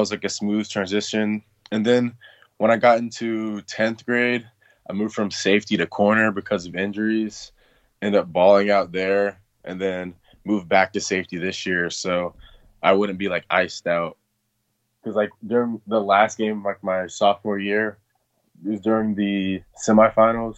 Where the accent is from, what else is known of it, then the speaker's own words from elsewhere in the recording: Atlanta, Georgia, United States; I was born and raised in Atlanta. I've always lived like around Stone Mountain